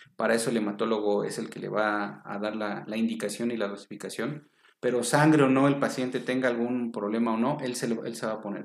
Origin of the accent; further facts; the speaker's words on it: Mexico City, Mexico; Soy originario de la Ciudad de México.